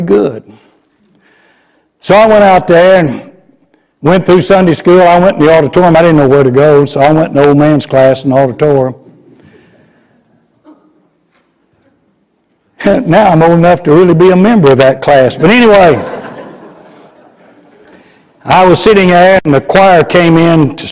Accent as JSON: {"language": "English", "town": "Garland", "region": "Texas", "country": "United States", "tie": "born or raised there", "also_born_or_lived": "Chattanooga, Tennessee", "said": "Garland, my hometown"}